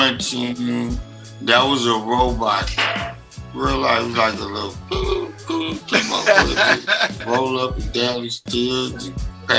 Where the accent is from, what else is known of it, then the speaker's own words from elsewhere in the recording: Los Angeles, California, United States; I'm originally from South Central Los Angeles.